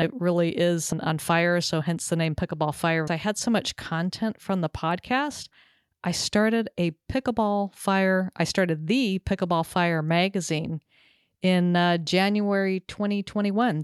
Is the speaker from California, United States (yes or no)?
yes; Southern California, United States; also born or lived in Texas; now in Connecticut, United States; having grown up in Southern California